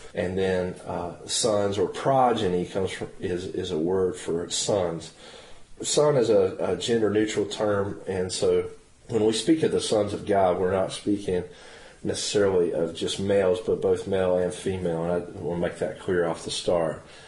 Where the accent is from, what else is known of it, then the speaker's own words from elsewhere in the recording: Henderson County, North Carolina, United States; also born or lived in Norwood, North Carolina / Forest City, North Carolina / Matthews, North Carolina; we're both from North Carolina. My story, just to real quick is one that started in uh, Henderson County, North Carolina. My dad was an associate pastor in the Church of Nazarene under uh, Wyatt Gentry. And I grew up there